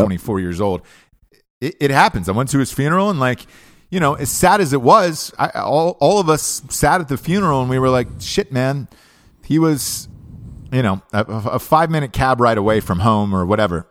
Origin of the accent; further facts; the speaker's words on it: Atlanta, Georgia, United States; I'm from Atlanta, Georgia